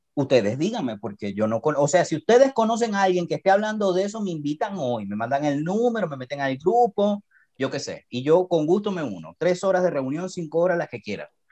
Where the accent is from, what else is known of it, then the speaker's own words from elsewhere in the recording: Venezuela; now in Costa Rica; yo vengo de Venezuela